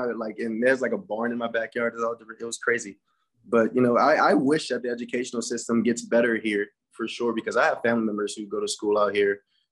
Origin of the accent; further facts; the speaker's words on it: New Orleans, Louisiana, United States; also born or lived in St. Charles Parish, Louisiana; I grew up in New Orleans, but my mom really wasn't a fan of the educational system. So then she moved us to St. Charles Parish